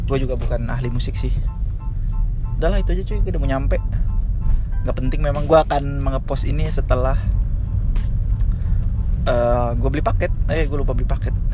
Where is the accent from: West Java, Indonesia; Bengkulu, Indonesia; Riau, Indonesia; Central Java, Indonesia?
Riau, Indonesia; Pekanbaru; gue curiganya yang gue dengerin pas TK tuh itu karena di Pekanbaru tuh uh, eh, oplet atau angkotnya tuh kan pakai sp